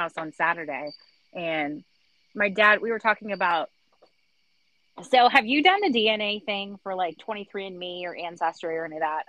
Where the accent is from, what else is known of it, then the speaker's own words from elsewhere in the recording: Wales, United Kingdom; We're from Wales, which, I mean, it's not, like, that far off